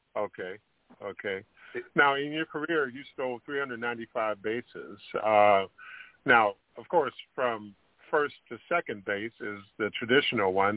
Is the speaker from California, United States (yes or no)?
yes; Sacramento, California, United States; I grew up in Sacramento